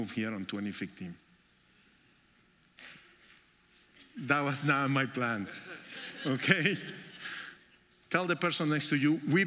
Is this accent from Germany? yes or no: no; Colombia; English is a second language; moved away as an adult; also born or lived in New York, United States; now in United States; we came to the United States in 1998 to New York. And we are originally from Colombia